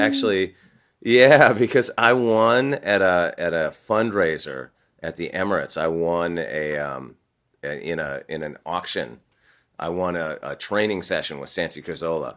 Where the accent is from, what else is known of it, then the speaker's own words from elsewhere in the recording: California, United States; I grew up in California